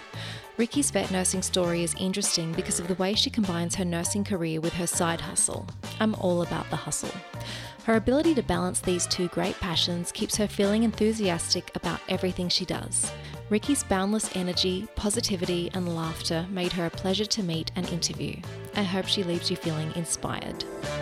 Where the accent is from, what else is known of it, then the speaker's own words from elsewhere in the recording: Wagga Wagga, New South Wales, Australia; Oh, I'm from Wagga.